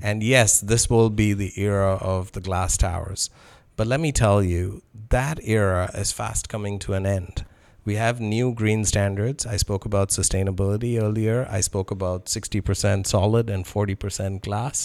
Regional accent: Toronto, Ontario, Canada; learned that I was from Toronto

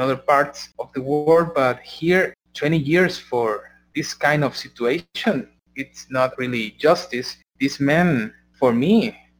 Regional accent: San Salvador, El Salvador; we are from San Salvador, from the capital of Salvador

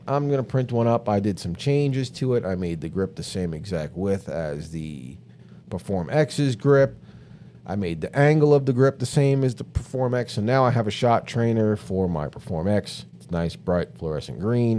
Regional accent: New York City, New York, United States; I was born and raised in New York City

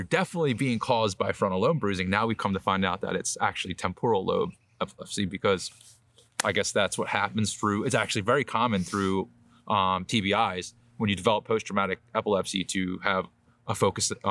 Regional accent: Philadelphia, Pennsylvania, United States; moved away as an adult; now in New Jersey, United States; we both grew up, we're city boys. We're both from Philly. We went to grade school together, high school together, graduated together.

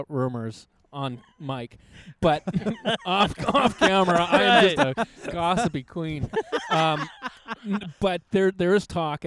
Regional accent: Edmonton, Alberta, Canada; now in United States; I'm from Edmonton, which is just 3 hours north of Calgary

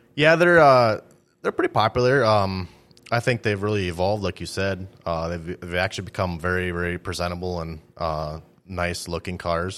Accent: Greenbush, Minnesota, United States; I grew up in Greenbush

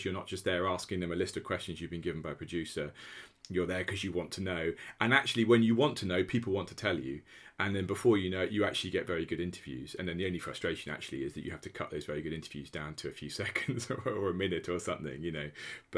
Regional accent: Norwich, East of England, United Kingdom; You know, I am the son of two secondary school teachers. I grew up in Norwich.

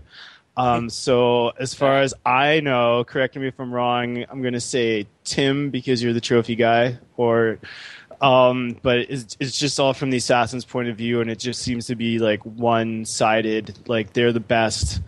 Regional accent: Amherst, Nova Scotia, Canada; I was born and raised in Amherst, Nova Scotia.

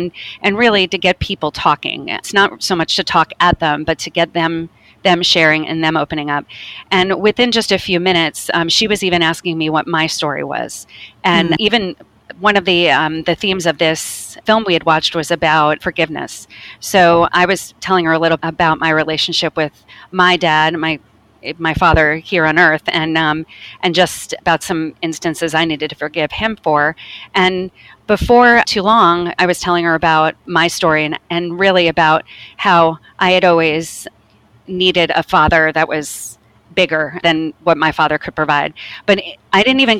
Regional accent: United States; we're from America

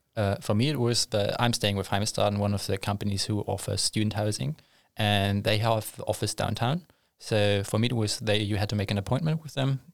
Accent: Germany; moved away as an adult; now in Linköping, Sweden; I'm from Germany originally

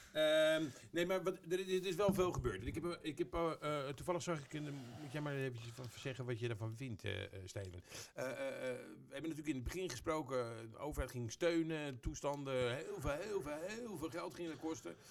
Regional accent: Netherlands

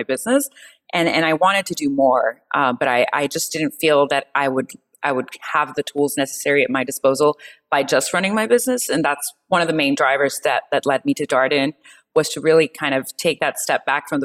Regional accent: Mexico City, Mexico; moved away as an adult; I am originally from Mexico City.

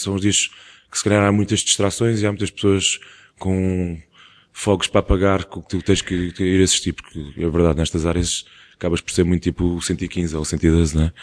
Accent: Portugal; é uma coisa que já existe na nossa cultura como portugueses também há muito tempo

